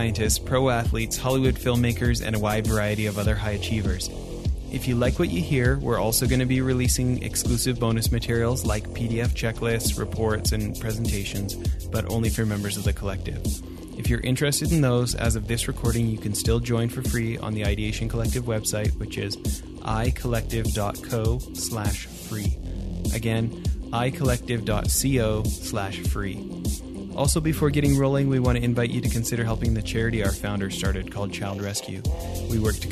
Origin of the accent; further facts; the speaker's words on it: Calgary, Alberta, Canada; also born or lived in Orange County, California; after 7-8 years in Orange County, California, Southern California, going back to Calgary